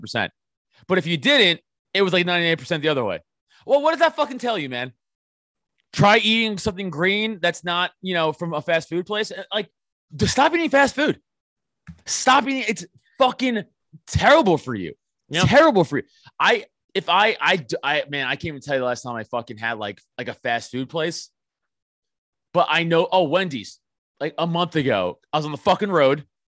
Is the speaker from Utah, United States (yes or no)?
no; New York City, New York, United States; growing up in Staten Island